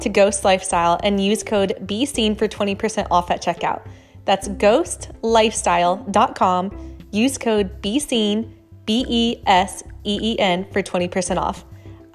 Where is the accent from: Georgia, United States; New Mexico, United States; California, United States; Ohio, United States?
Georgia, United States; Atlanta; we are from Atlanta